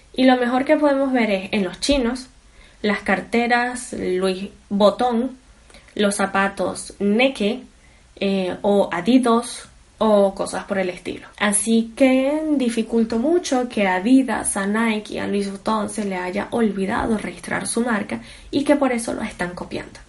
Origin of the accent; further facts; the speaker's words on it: Venezuela; soy venezolana